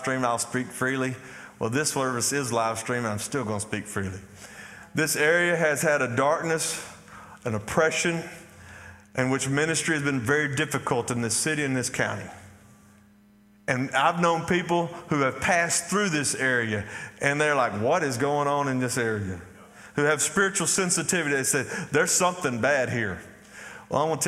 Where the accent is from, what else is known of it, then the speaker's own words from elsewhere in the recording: Athens, Texas, United States; I grew up here. I grew up in Athens, Texas